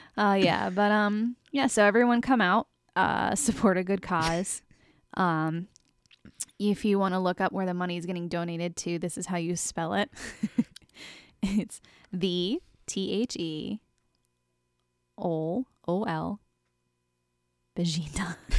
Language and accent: English; United States; a woman growing up in America